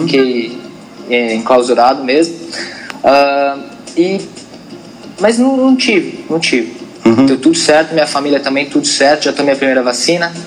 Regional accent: Brazil; a gente é brasileiro

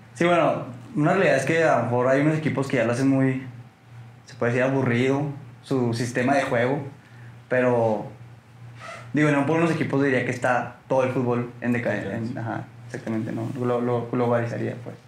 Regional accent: Torreón, Coahuila, Mexico; soy lagunero, nací aquí, nací en Torreón

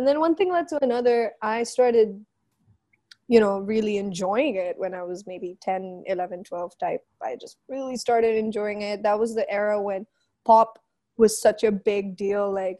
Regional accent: Philippines; now in Pakistan; So, you know, like, being Filipino, it's kind of our culture.

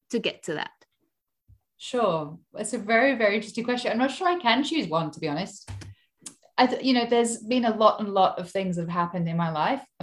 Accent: Hong Kong; moved away as an adult; also born or lived in United Kingdom; now in Sydney, Australia; I'm English, but I've traveled all over the place in my lifetime. I actually grew up in Hong Kong. So, I was born in the UK, but when I was very small, we moved to um, Hong Kong and I lived there until I was 18.

